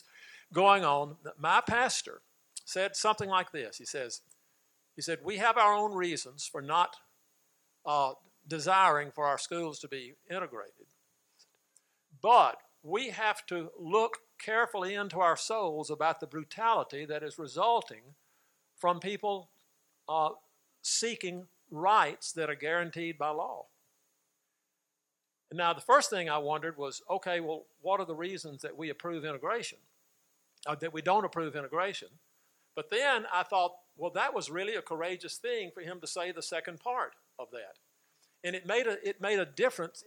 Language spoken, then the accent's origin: English; Mississippi, United States; moved away as an adult; also born or lived in Texas; growing up in Mississippi, 1946 to 1968, when we moved to Texas